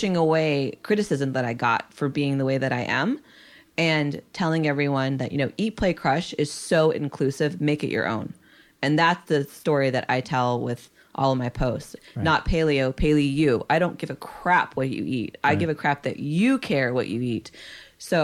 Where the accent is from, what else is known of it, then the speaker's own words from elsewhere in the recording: San Jose, California, United States; also born or lived in Nashua, New Hampshire; I was raised in San Jose